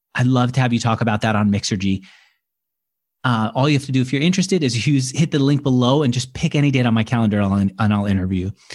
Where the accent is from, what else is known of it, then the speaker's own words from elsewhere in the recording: New York, United States; now in San Francisco, United States; I was born in New York. I am in San Francisco